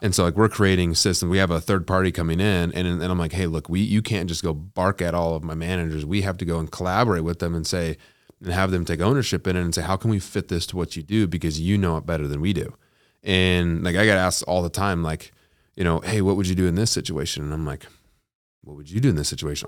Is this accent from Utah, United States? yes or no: yes; Utah, United States; I'm from Utah